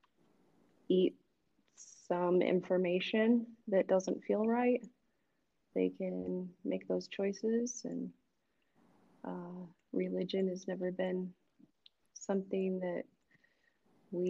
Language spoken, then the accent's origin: English; Cedar Falls, Iowa, United States; now in Des Moines, United States; I grew up in Cedar Falls